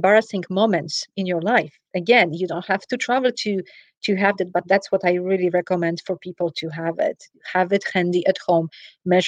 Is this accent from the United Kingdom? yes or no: no; Poland; moved away; I'm originally from Poland. For everyone who is curious about the accent, I travel to Poland.